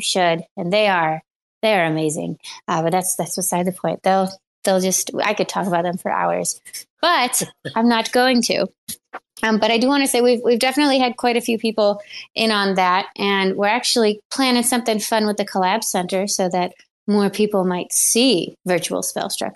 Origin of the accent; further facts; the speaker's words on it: Buffalo, New York, United States; I'm from Buffalo